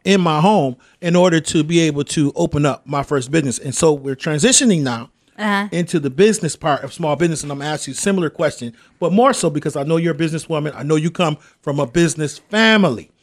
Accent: Rochester, New York, United States; I grew up in the Jefferson Avenue area

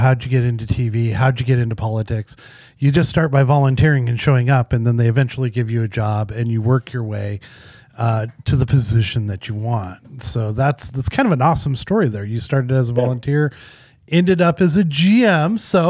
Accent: Arizona, United States; also born or lived in Wyoming; I'm from Arizona and Wyoming.

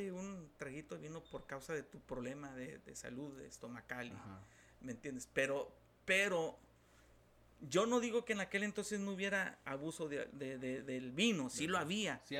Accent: Mexico; Porque culturalmente México por lo menos nosotros que somos mexicanos, ha sido subyugado terriblemente por causa del alcoholismo

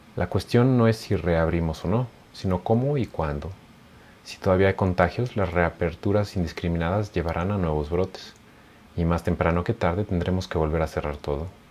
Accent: Mexico; nuestro país

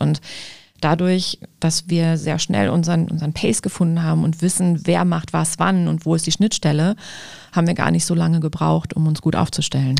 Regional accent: Düsseldorf, North Rhine-Westphalia, Germany; ich bin Düsseldorferin

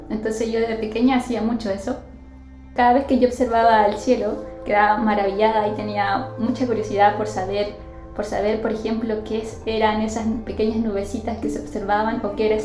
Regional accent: Iquique, Tarapacá, Chile; moved away as an adult; also born or lived in Concepción, Chile; now in Copiapó, Chile; yo soy del norte de Chile, soy de la ciudad de Iquique y viví allí hasta que terminé el colegio y luego me mudé a Concepción a hacer el pregrado en astronomía

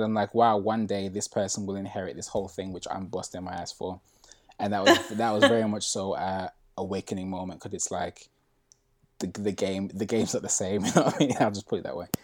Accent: Birmingham, West Midlands, United Kingdom; moved away as an adult; now in London, United Kingdom; I moved from Birmingham, which is where I'm originally from

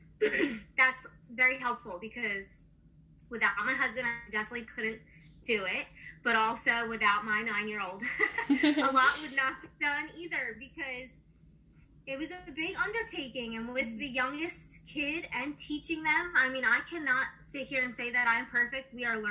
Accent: New Jersey, United States; I'm from New Jersey

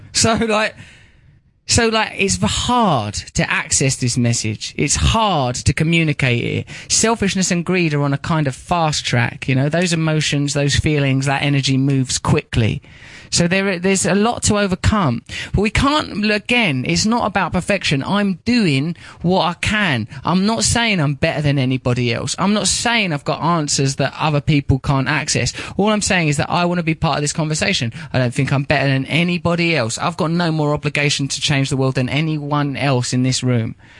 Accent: Grays, East of England, United Kingdom; moved away; I'm from a place called Grays in Essex

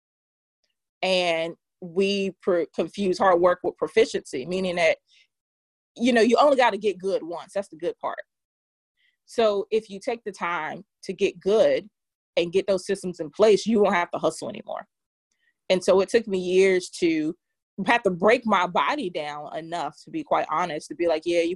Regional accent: Durham, North Carolina, United States; I am from Durham, North Carolina, Bull City.

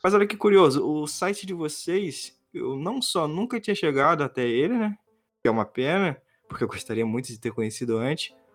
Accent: Rio de Janeiro, Brazil; eu sou do Rio

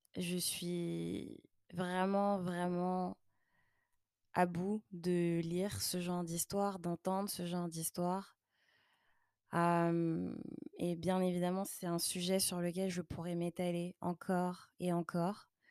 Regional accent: Paris region, Île-de-France, France; moved away as an adult; now in Montreal, Canada; en région parisienne, là d'où je viens

